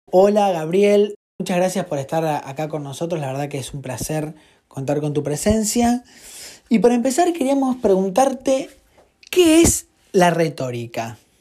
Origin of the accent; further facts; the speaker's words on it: Argentina; como argentinos escuchamos un tango estando fuera de nuestro país